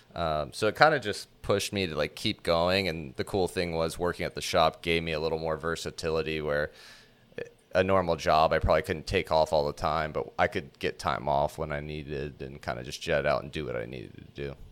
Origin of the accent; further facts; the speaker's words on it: Orlando, Florida, United States; I grew up here in Orlando